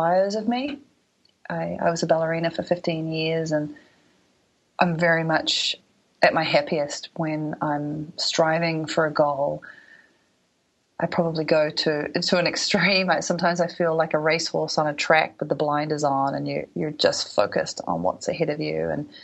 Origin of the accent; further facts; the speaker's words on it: New Zealand; all the years that I was a ballerina growing up in New Zealand